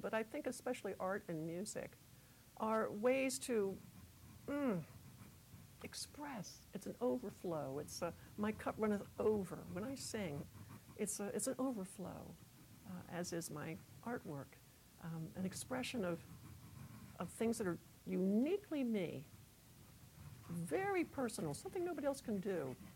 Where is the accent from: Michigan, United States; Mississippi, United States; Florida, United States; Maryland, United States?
Maryland, United States; moved away; I miss the East. I'm from Maryland